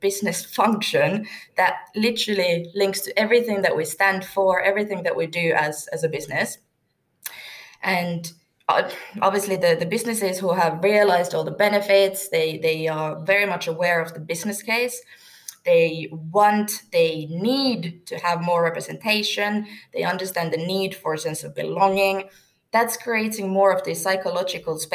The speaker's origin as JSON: {"language": "English", "town": "Turku", "region": "Southwest Finland", "country": "Finland", "moved": "yes", "lives_now": "Wembley, United Kingdom", "said": "I am from Turku, Finland"}